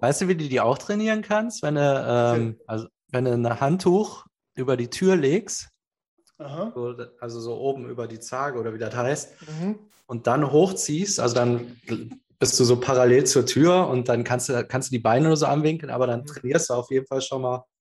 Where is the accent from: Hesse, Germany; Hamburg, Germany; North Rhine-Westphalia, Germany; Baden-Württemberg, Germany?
North Rhine-Westphalia, Germany; Cologne; ich bin zurück nach Köln, da wo ich herkomme.